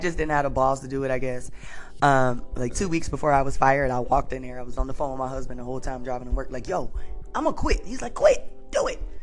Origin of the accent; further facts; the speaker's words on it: Detroit, Michigan, United States; I'm from Detroit